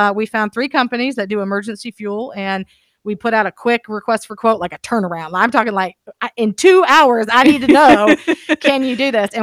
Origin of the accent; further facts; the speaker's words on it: Fayetteville, North Carolina, United States; growing up in Fayetteville